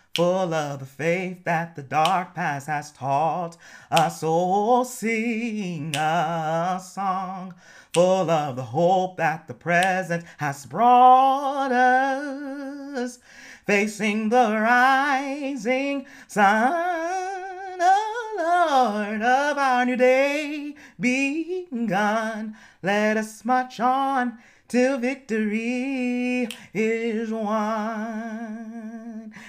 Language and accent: English; United States; I am an American